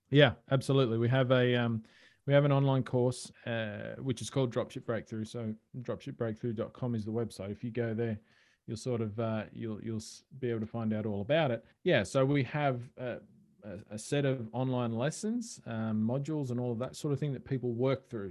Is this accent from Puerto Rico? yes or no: no; Australia; accent: Australian; I am Australian, as people can probably tell from my accent